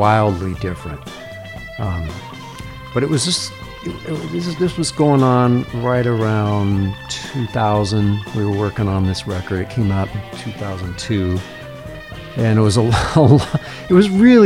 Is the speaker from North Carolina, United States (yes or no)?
no; Fairbanks, Alaska, United States; I grew up in Fairbanks, and that's where it gets extremely cold